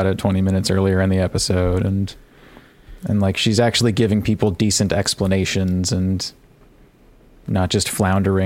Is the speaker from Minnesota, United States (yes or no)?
no; Texas, United States; as a Texan